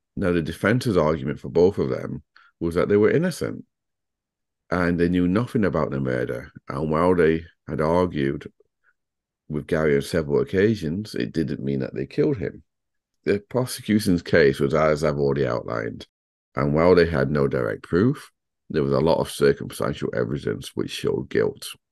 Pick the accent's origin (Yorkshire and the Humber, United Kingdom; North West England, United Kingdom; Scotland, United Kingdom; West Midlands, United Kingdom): Yorkshire and the Humber, United Kingdom; Sheffield; I'm from Sheffield